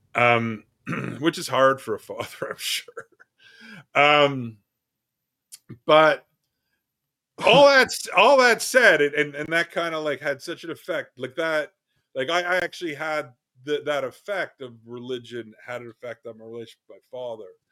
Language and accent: English; Canada; I'm a Canadian